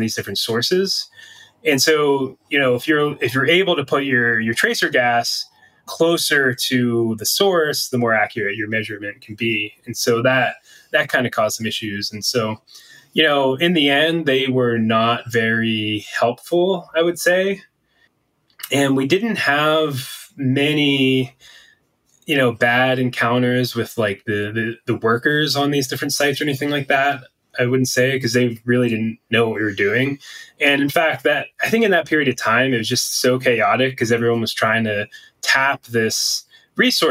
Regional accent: Pennsylvania, United States; now in Boulder, United States; I'm from Pennsylvania, so I was the local, especially when we worked around the Pittsburgh region.

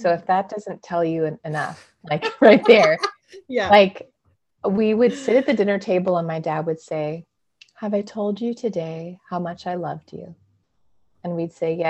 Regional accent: Clovis, California, United States; also born or lived in San Diego, California / Utah / Colorado; now in Redding, United States; I was born and raised in California, in the middle of California, in a very small town, a farming town called Clovis. So I grew up there

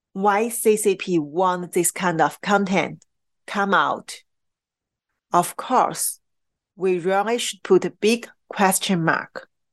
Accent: Qingdao, Shandong, China; moved away; in Qingdao, my hometown

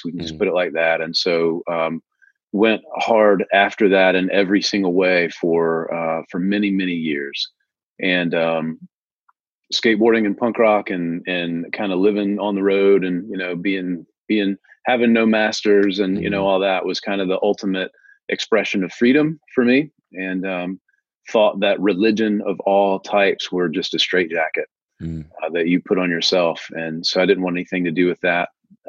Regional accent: Tupelo, Mississippi, United States; also born or lived in New Albany, Mississippi; I was born in Tupelo, Mississippi. Elvis Presley is another Tupelo son. Been here most all of my life.

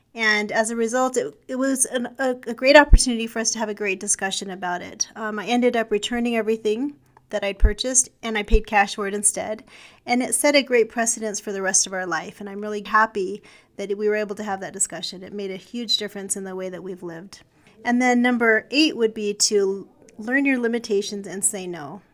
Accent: Provo, Utah, United States; When I was a child, I grew up in West Provo

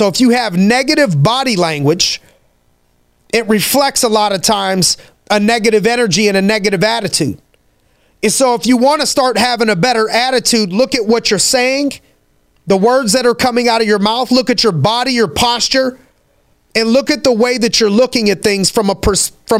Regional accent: Youngstown, Ohio, United States; I'm from Youngstown, Ohio

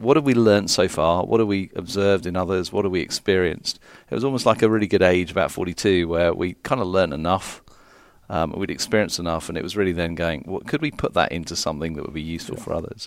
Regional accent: London, United Kingdom; also born or lived in Phoenix, United States / South Carolina, United States; I'm from London

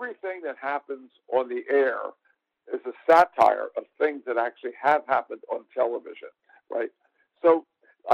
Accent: Philadelphia, Pennsylvania, United States; I'm from Philadelphia

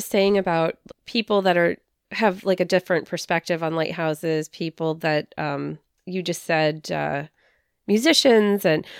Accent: San Francisco, California, United States; I'm originally from the Bay Area of California, so outside of San Francisco.

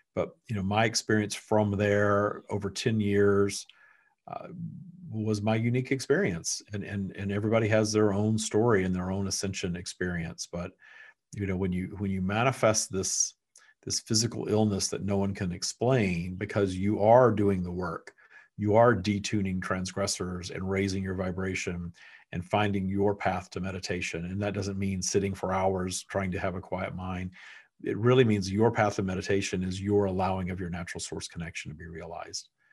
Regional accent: Texas, United States; also born or lived in Florida; now in Southern California, United States; I was born in Texas. My family has never left Texas.

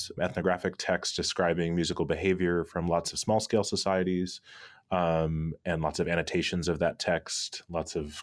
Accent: Cambridge, Massachusetts, United States; also born or lived in Lexington, Massachusetts; I grew up in Cambridge, Massachusetts

